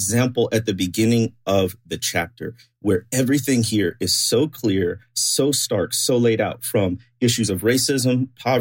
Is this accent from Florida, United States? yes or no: no; Chicago, Illinois, United States; I grew up in the Chicago area.